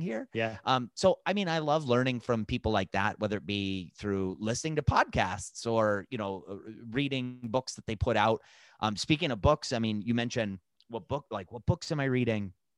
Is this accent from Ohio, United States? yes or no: yes; Lakewood, Ohio, United States; my hometown of Lakewood, Ohio